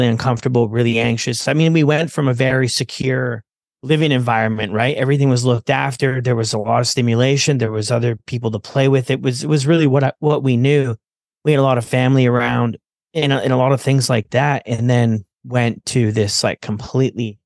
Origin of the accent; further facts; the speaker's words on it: Ontario, Canada; I was born in Canada, Ontario, and my mom was a single mom